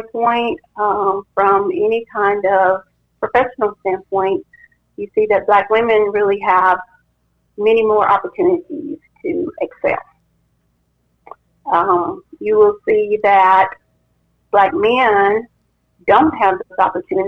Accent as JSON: {"language": "English", "town": "Huntsville", "region": "Alabama", "country": "United States", "tie": "born or raised there", "also_born_or_lived": "Birmingham, Alabama", "said": "I grew up in Alabama, and actually I was born in Huntsville"}